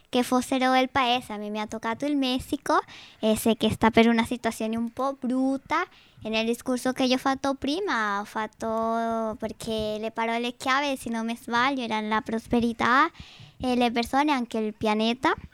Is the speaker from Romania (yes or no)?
no; Venezuela; Sì, del Venezuela.